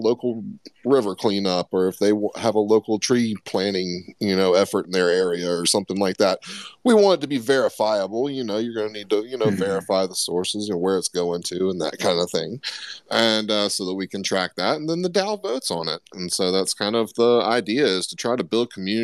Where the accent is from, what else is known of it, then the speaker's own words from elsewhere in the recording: Florida, United States; I grew up in Florida